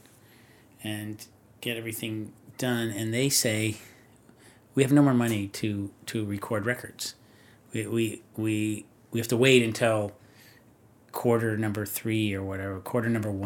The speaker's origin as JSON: {"language": "English", "area": "Orange County", "region": "California", "country": "United States", "said": "I'm from Orange County."}